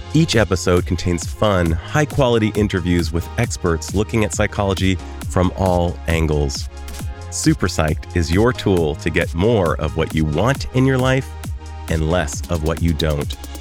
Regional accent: Saratoga, California, United States; You and I come from, in many ways, the same place, Saratoga, California

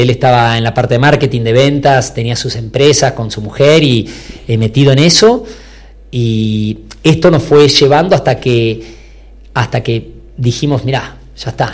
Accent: Buenos Aires, Argentina; moved away as an adult; now in Salta, Argentina; yo soy de Buenos Aires, nacido ahí, pero me casé, me fui para allá

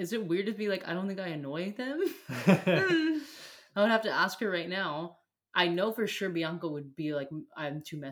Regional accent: United States; as an American

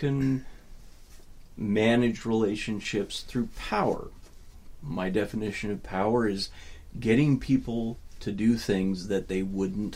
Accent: Port Angeles, Washington, United States; also born or lived in Walla Walla, Washington / Montana; I grew up in Port Angeles

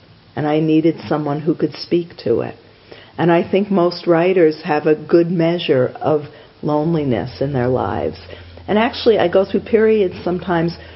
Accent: New York, United States; I'm just being a New Yorker.

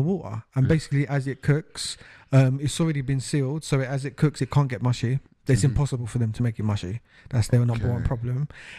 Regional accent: United Kingdom; this is literally the final nail in the coffin as far as British people and our rights

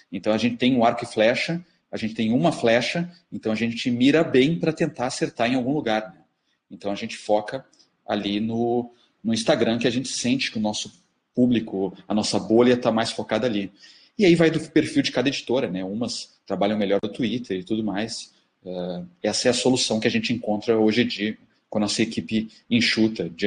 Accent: Porto Alegre, Rio Grande do Sul, Brazil; mas o nosso xodó é a Feira do Livro de Porto Alegre, porque somos de Porto Alegre, porque revemos o mercado, os outros colegas, os amigos.

